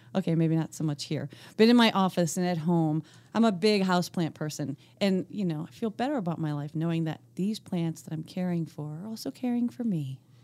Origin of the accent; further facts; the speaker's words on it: Northeast Pennsylvania, United States; accent: Scranton; my N E P A roots